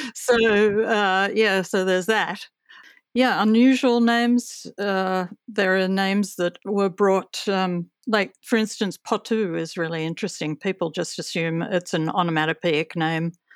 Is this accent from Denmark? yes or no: no; Australia; as an Australian